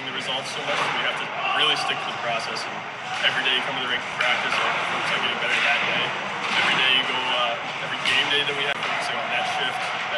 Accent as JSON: {"language": "English", "region": "Michigan", "country": "United States", "tie": "born or raised there", "moved": "as an adult", "lives_now": "Arizona, United States", "said": "growing up in Michigan"}